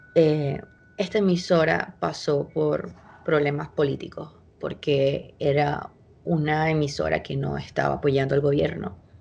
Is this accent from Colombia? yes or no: no; Venezuela; moved away as an adult; also born or lived in Chile; yo me fui de Venezuela cuando yo tenía, estuve a punto de cumplir 23 años